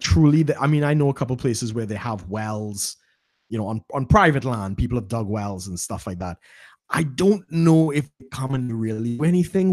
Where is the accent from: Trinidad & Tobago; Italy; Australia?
Trinidad & Tobago; growing up in Trinidad